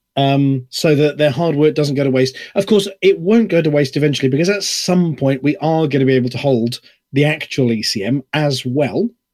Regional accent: United Kingdom; I'm British

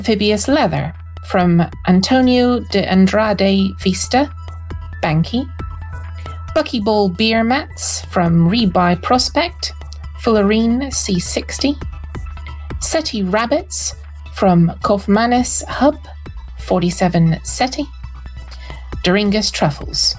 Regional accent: Scotland, United Kingdom; I'm Scottish.

